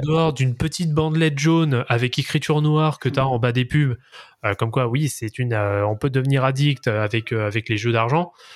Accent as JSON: {"language": "French", "country": "France", "said": "en tant que bon français"}